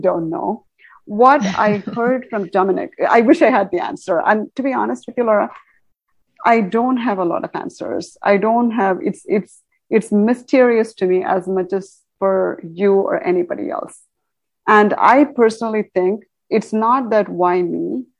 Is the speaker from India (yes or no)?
yes; India; moved away; I come from India, where we do a lot of cosmic work through Vedic astrology and all that, I think uh, in India, we're very much connected